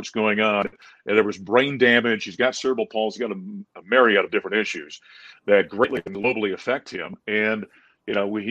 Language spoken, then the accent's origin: English; Grand Forks, North Dakota, United States; moved away as an adult; also born or lived in Syracuse, New York; now in Colorado, United States; working in my hometown of Grand Forks, North Dakota at that point in time